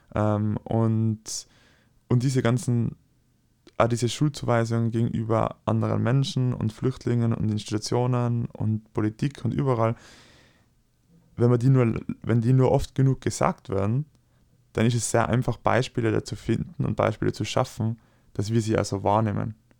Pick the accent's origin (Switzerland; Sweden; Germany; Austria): Austria; ich als Österreicher